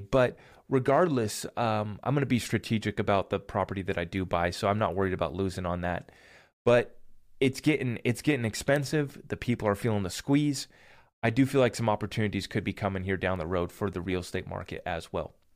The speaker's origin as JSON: {"language": "English", "country": "United States", "said": "as an American here"}